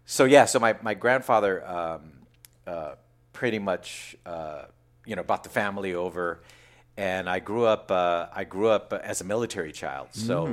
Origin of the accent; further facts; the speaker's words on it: Seaside, California, United States; also born or lived in San Francisco, California; I was born and raised in Fort Ord, California, right? You know, Monterey area.